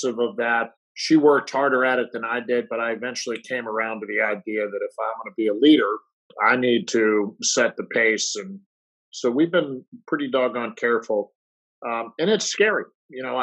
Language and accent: English; St. Louis, Missouri, United States; moved away; we grew up in St. Louis